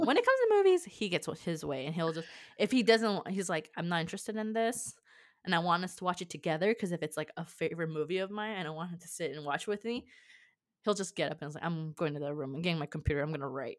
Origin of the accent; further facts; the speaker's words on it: California, United States; moved away as an adult; also born or lived in Iowa; teenager to an adult in California